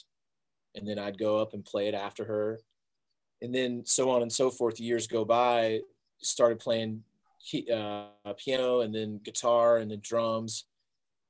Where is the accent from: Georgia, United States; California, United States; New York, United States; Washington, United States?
Georgia, United States; Peachtree City; now in Nashville, United States; I grew up just Southwest of Atlanta, in Peachtree City, Georgia